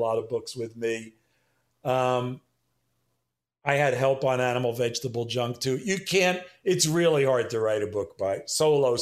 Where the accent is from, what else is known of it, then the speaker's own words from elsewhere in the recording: New York City, New York, United States; I was born and raised in Manhattan